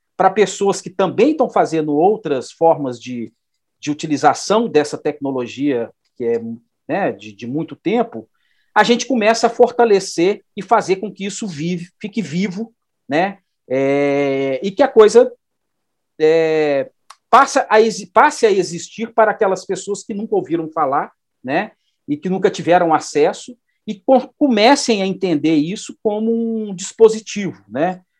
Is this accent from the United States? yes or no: no; Belo Horizonte, Minas Gerais, Brazil; also born or lived in Araguari; eu sou aqui de Belo Horizonte, né, é, moro aqui, na verdade, nasci em Araguari, em Triângulo Mineiro, mas moro em Belo Horizonte desde de menino